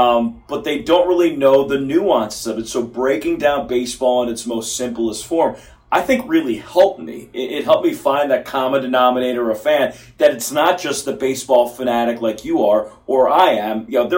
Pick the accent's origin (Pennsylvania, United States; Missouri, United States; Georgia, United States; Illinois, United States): Pennsylvania, United States; Philadelphia; moved away as an adult; also born or lived in Melbourne, Australia / Bowling Green, Kentucky; I grew up in Philadelphia